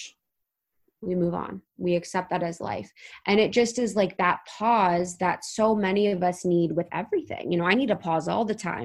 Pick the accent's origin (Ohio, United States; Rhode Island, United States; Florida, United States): Ohio, United States; moved away; I was from Ohio